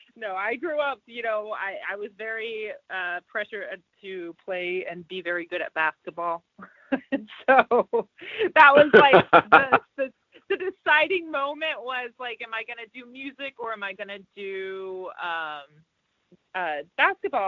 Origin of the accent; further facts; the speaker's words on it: Dallas, Texas, United States; now in Los Angeles, United States; I grew up in Texas